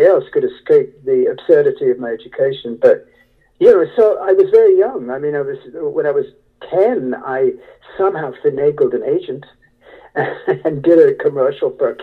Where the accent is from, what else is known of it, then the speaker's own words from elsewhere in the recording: United Kingdom; moved away; I was raised in the Gothic Wuthering Heights atmosphere of British aristocracy